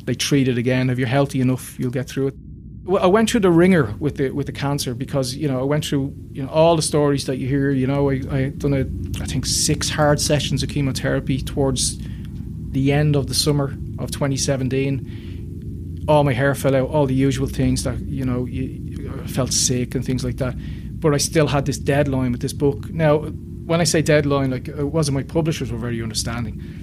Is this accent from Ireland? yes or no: yes; Dublin, Leinster, Ireland; I grew up in North North Dublin, close enough to the city